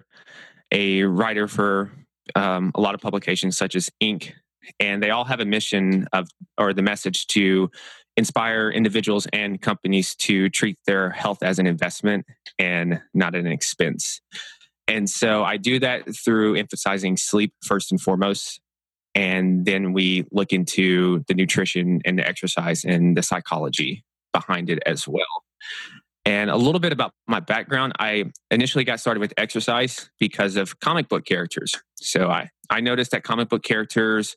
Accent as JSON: {"language": "English", "region": "Tennessee", "country": "United States", "also_born_or_lived": "New York", "said": "I'm from Tennessee"}